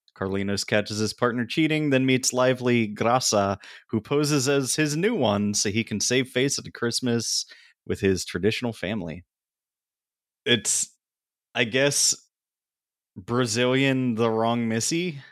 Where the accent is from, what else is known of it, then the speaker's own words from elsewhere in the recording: Pennsylvania, United States; I grew up in Pennsylvania